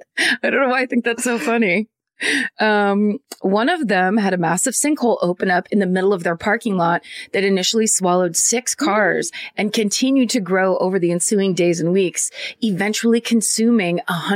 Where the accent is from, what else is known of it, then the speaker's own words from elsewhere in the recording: Russian River, California, United States; So I grew up near the Russian River